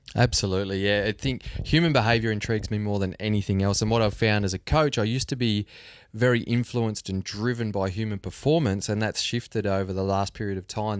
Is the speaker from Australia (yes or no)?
yes; Australia; We're all Aussies